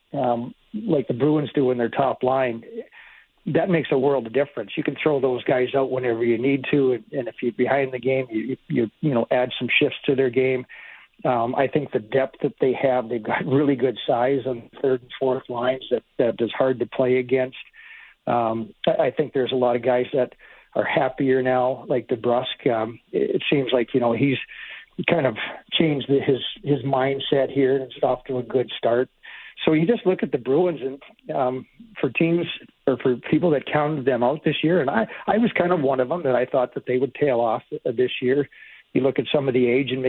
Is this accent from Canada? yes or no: yes; Edmonton, Alberta, Canada; moved away; I'm basically from Edmonton and my family would be there